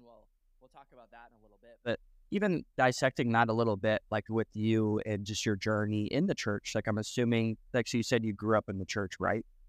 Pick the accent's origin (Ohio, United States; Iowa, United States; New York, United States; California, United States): Iowa, United States; moved away; also born or lived in Nebraska; I grew up in uh, Iowa, but I also, okay, I was in Nebraska for five years